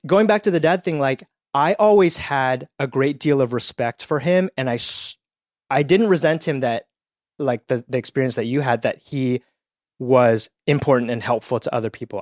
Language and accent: English; Petaluma, California, United States; also born or lived in Edmonton, Canada; we grew up in Petaluma, California, which is about an hour north of San Francisco